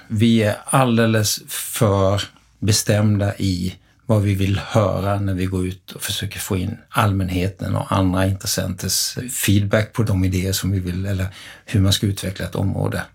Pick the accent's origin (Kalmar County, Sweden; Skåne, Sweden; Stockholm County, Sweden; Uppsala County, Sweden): Kalmar County, Sweden; Kalmar; Jag kommer från Kalmar själv